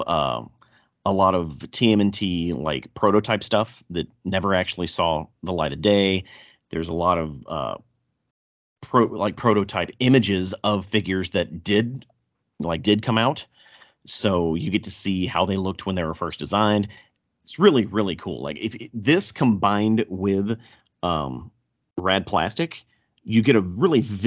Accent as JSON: {"language": "English", "region": "the South", "country": "United States", "accent": "thick southern", "said": "if you can't tell by my thick southern accent, I'm not from here"}